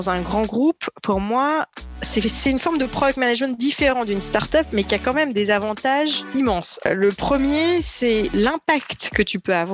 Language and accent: French; Perpignan, Occitania, France; born there; même si je suis née à Perpignan dans le sud de la France et j'ai habité à peu près sur les cinq continents entre-temps.